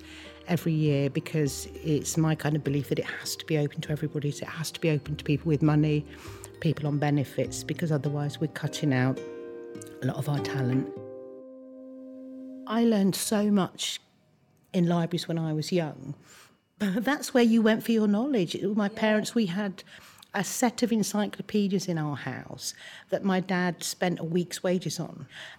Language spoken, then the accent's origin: English; Wales, United Kingdom; born there; I was born in South Wales and I moved to London, which was quite a traumatic time for me.